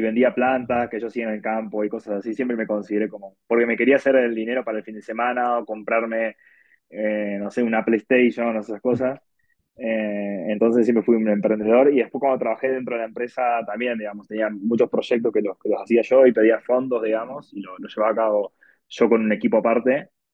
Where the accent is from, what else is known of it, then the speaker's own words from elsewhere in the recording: Argentina; now in Mexico City, Mexico; soy argentino